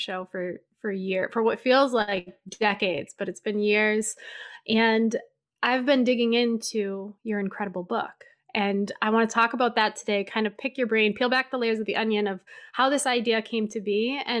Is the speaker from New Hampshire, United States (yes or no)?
yes; New Hampshire, United States; I grew up in New Hampshire